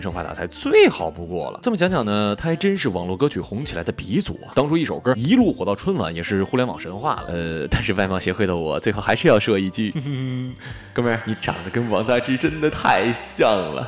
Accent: Northeast China, China; 就给我们东北人丢脸啊

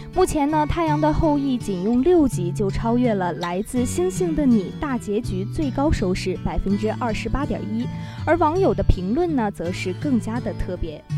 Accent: Northeast China, China; 作为一个东北人

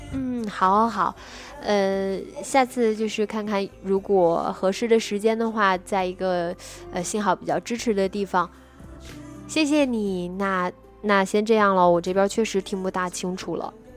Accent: Nanjing, Jiangsu, China; 我是南京人

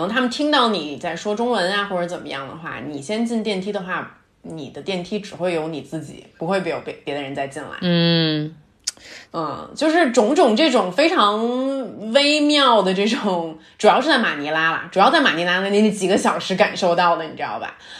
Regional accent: Beijing, China; also born or lived in Shenzhen; 我在北京长大

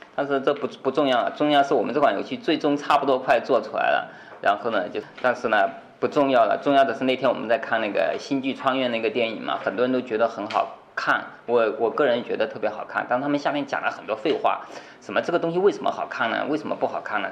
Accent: China; 我们中国人

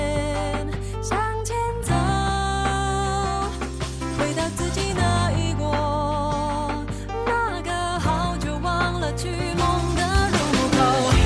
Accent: China; 这里，我们也看到我们中国人旅游和外国人旅行的一些差别。

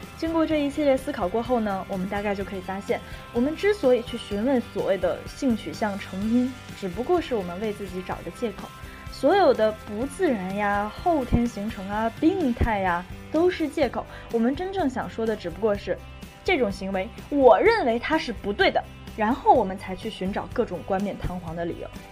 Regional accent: northern China, China; now in Sichuan, China; 作为一个北方人，我从小反正是一口辣的都吃不了。可是自从来了四川之后呢

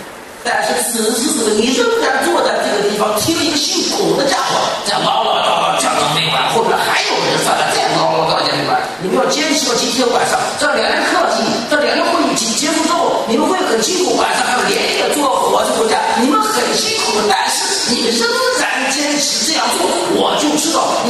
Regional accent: Shandong, China; 这段话不是说他说张掖来很远，我从山东来的不远，不是路程问题。

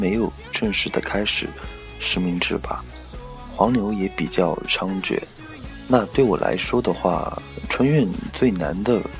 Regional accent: Taizhou, Jiangsu, China; 呃，我自己是泰州人，江苏泰州，不是浙江台州。很多朋友都以为我是台州的，呃，普通话不标准，硬上。

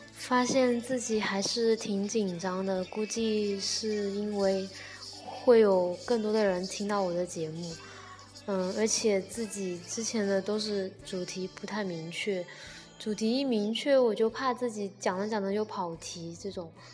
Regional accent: Nanchang, Jiangxi, China; 我从小在南昌长大，但是说真的，我对南昌的真的没有什么归属感

